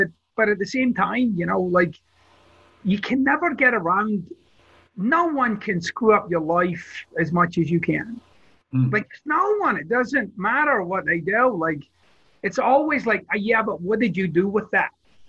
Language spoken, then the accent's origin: English; Glasgow, Scotland, United Kingdom; I'm from Glasgow, Scotland, so it's a very earthy place